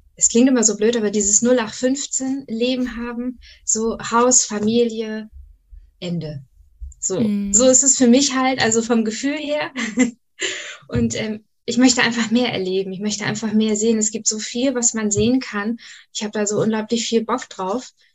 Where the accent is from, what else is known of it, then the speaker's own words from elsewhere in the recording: Schleswig-Holstein, Germany; komme aus dem wunderschönen Schleswig-Holstein